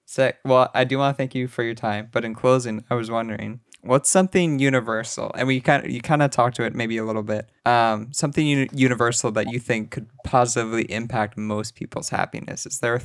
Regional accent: Canada; you know, as a Canadian.

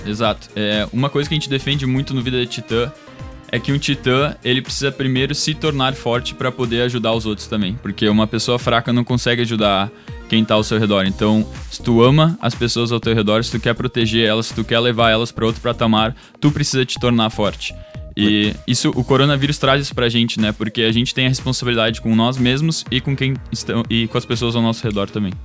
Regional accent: Dois Irmãos, Rio Grande do Sul, Brazil; now in Porto Alegre, Brazil; Eu sou natural de dois irmãos, moro em Porto Alegre desde os meus 17 anos.

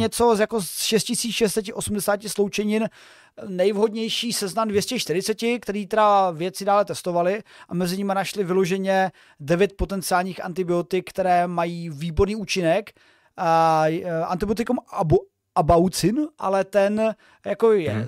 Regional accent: Moravia, Czechia; u nás na Moravě

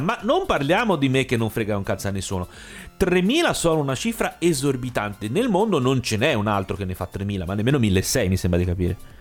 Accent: Tuscany, Italy; moved away; sono toscano ma non vivissi più da diversi anni

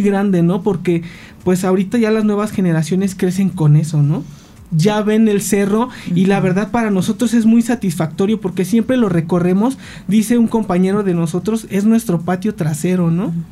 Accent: Cuernavaca, Morelos, Mexico; nosotros somos nativos de Cuernavaca

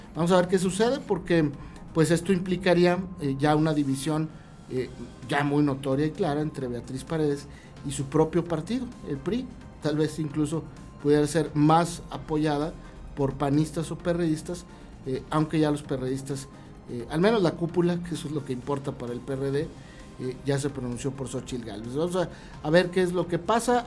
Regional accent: Mexico; somos Estados Unidos mexicanos

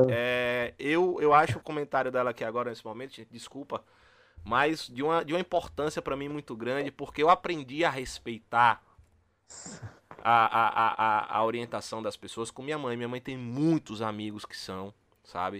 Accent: interior of Bahia, Brazil; moved away; a gente é do interior da Bahia

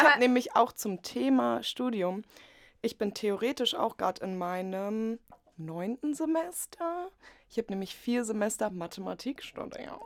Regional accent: Potsdam, Brandenburg, Germany; moved away as an adult; also born or lived in Leipzig; Ich komme aus Potsdam

